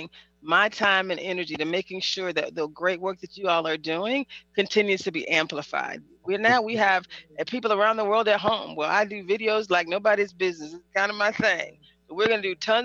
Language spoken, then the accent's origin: English; the South, United States; I'm from the South, too